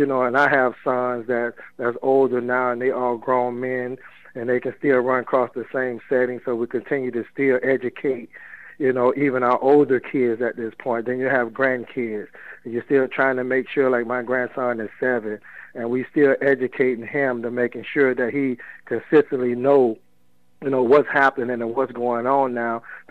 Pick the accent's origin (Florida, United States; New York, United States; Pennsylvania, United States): Florida, United States; Miami; I grew up in Overtown, and we have seen a lot of things, even, you know, when I was a youngster